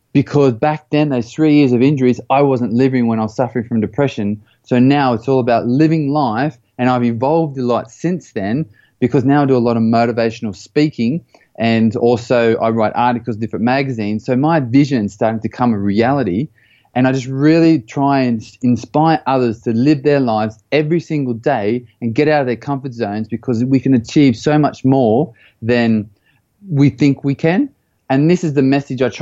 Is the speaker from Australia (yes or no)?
yes; Australia; moved away; also born or lived in United States / Belgium / United Kingdom; I grew up in Australia, and you can probably tell by the little twang of the accent.